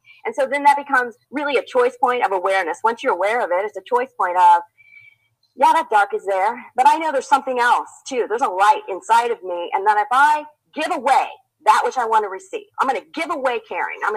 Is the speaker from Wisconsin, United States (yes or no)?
no; Indiana, United States; moved away; I'm from Indiana originally, dairy farm, still in the family